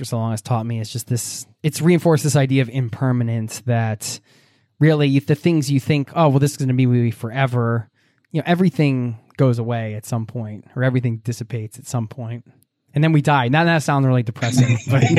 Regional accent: United States; moved away; me as an American

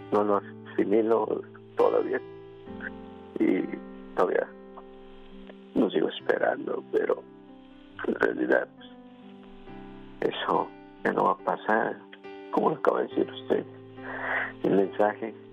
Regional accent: Mexico City, Mexico; De la Ciudad de México.

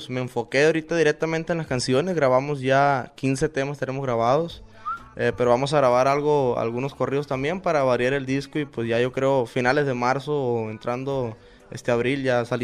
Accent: Villa Juárez, Sinaloa, Mexico; No, yo soy de Villajuárez, Nabolato. Orgullosamente tiene su casa.

